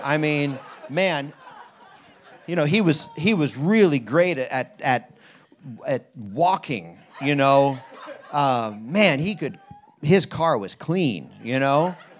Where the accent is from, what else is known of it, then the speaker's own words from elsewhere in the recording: Harrisburg, Pennsylvania, United States; that Bund Journal guy was my pastor growing up in Harrisburg